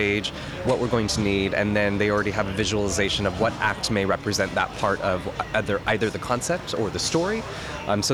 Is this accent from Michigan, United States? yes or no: no; San Diego, California, United States; I'm from San Diego, California